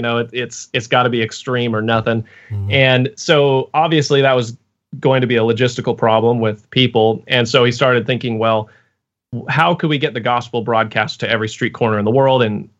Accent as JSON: {"language": "English", "town": "Boise", "region": "Idaho", "country": "United States", "tie": "born or raised there", "also_born_or_lived": "Fairbanks, Alaska / Pensacola, Florida", "moved": "as an adult", "lives_now": "Portland, United States", "said": "I'm from Boise, Idaho, is where I grew up."}